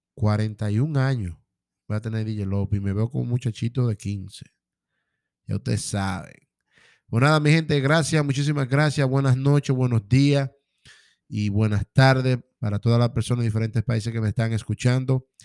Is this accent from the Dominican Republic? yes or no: yes; Dominican Republic; mi gente de República Dominicana